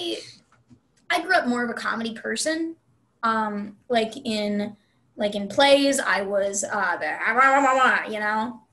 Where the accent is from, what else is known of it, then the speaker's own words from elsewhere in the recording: Arlington, Texas, United States; also born or lived in Dallas, Texas; I grew up in Arlington, Texas